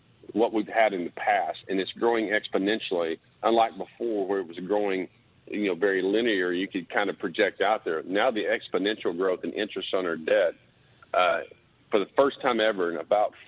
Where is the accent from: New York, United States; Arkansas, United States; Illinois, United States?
Arkansas, United States; now in Oklahoma, United States; I'm originally from Arkansas